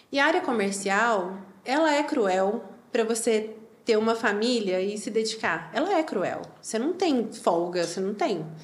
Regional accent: Campinas, São Paulo, Brazil; Eu sou de Campinas.

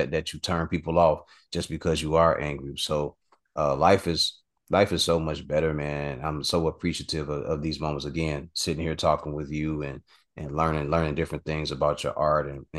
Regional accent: Chicago, Illinois, United States; I'm from Chicago

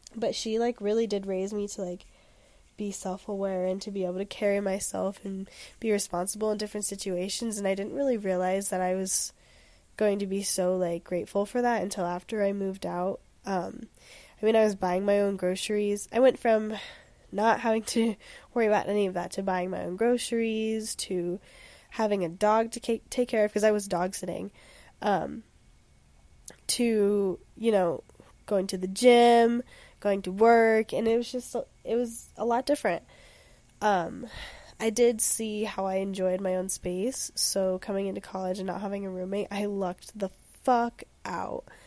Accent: Denver, Colorado, United States; now in Boulder, United States; I'm from Denver

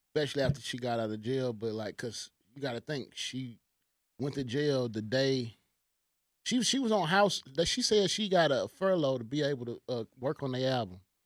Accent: Houston, Texas, United States; moved away; my hometown

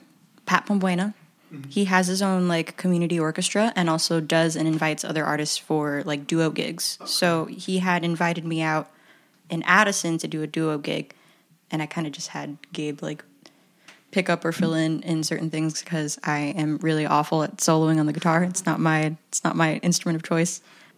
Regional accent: Philippines; I like to follow the cliche that I'm Filipino.

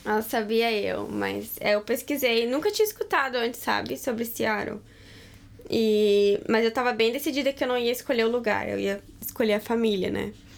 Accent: Rio Grande do Sul, Brazil; moved away; eu tô acostumada com frio, porque lá no Rio Grande do Sul, no inverno, é bem frio

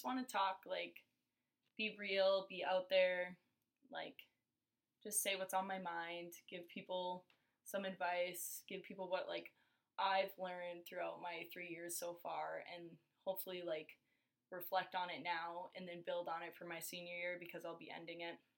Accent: Larimore, North Dakota, United States; I grew up in Larimore, North Dakota, which is like 20 miles west of Grand Forks.

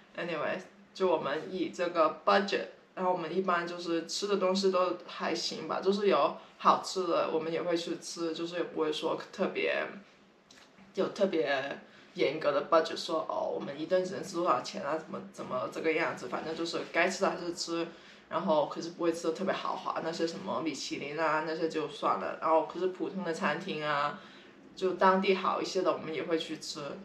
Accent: Guangdong, China; now in San Francisco, United States; 我是广东人，我已经来，我们现在住在三藩市

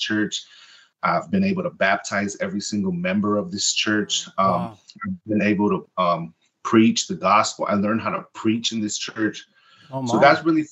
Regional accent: Compton, California, United States; first language Spanish; English is a second language; also born or lived in Lynwood, California; now in Nashville, United States; I grew up in Compton. I was born and raised in Martin Luther King Hospital. My life has been between Compton and Linwood

